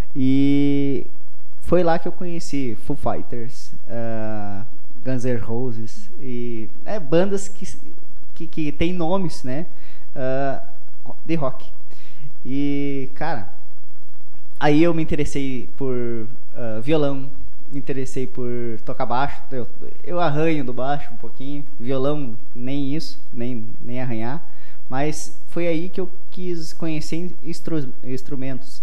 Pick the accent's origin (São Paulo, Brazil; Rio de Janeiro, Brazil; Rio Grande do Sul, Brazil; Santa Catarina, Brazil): Rio Grande do Sul, Brazil; Passo Fundo; also born or lived in interior of Paraná; eu nasci em Passo Fundo